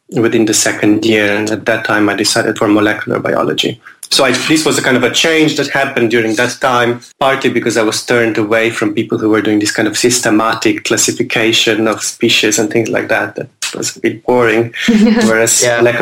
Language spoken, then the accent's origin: English; Ljubljana, Slovenia; moved away as an adult; also born or lived in New York / Cambridge; now in London, United Kingdom; I grew up in Slovenia, Ljubljana, which is the capital of a small country.